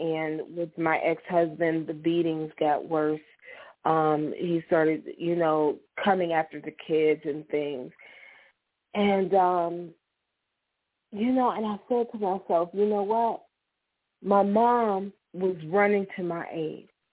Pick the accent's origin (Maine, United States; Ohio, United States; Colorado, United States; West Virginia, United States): Ohio, United States; Struthers; I grew up in St. John AME Church in Struthers, mm-hmm. Ohio, little church on the hill.